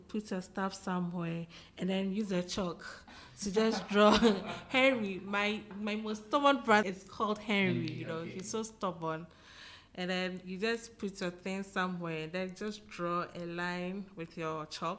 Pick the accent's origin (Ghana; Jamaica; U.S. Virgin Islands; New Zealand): Ghana; moved away as an adult; now in China; I'm a Ghanaian living in China, purposely schooling. I'm an MBA student in my second year.